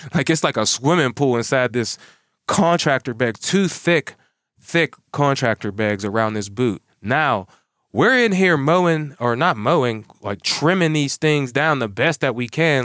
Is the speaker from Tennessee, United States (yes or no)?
no; Pittsburgh, Pennsylvania, United States; also born or lived in Monroeville, Pennsylvania; I'm from Pittsburgh, Pennsylvania.